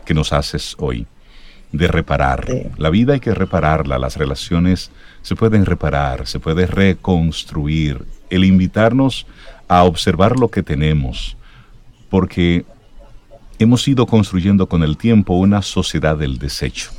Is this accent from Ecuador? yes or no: no; Dominican Republic